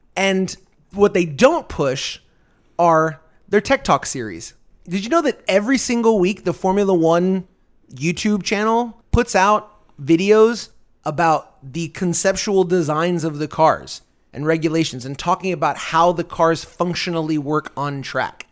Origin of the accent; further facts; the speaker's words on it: United States; We were both born and raised here in the United States.